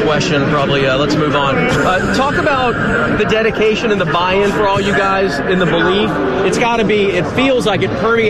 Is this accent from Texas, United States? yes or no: yes; Dallas, Texas, United States; I'm from Dallas.